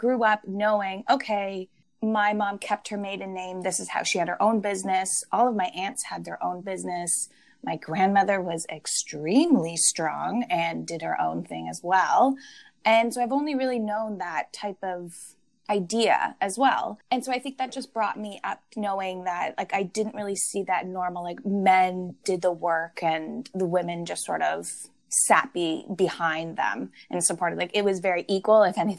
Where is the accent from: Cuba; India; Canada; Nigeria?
Canada; Toronto, Ontario; also born or lived in Belleville, Canada; I grew up in Toronto. In my area, I went to pretty much like an all-white school.